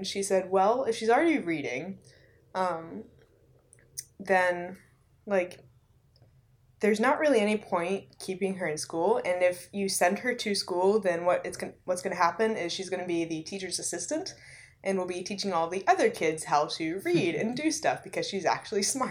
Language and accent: English; Rocky Mount, North Carolina, United States; I'm from Rocky Mount, North Carolina